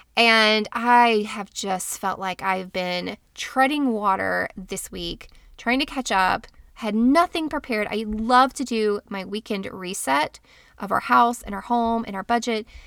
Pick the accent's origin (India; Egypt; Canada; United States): United States; Florida; I'm from Florida